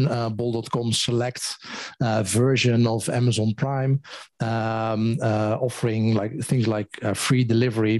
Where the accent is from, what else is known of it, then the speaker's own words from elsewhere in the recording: Netherlands; I'm from the Netherlands